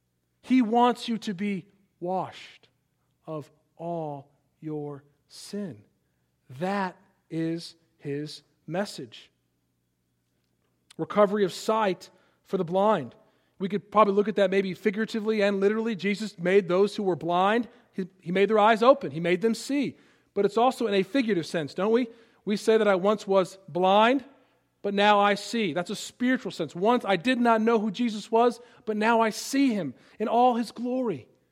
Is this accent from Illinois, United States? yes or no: yes; Palatine, Illinois, United States; I know how I've been affected growing up in Palatine, Illinois, that Yankee place.